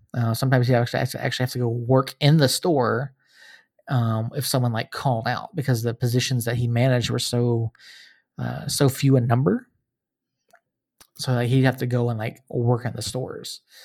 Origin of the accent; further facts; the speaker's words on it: Georgia, United States; moved away as an adult; now in New Mexico, United States; I grew up in Georgia, uh, not from New Mexico originally. I've been out here, uh, eleven years